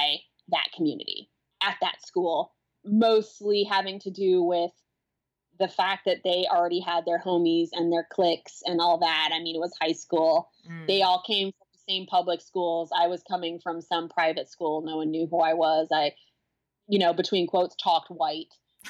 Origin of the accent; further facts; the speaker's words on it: Berkeley, California, United States; I grew up in Berkeley, which is a very multicultural city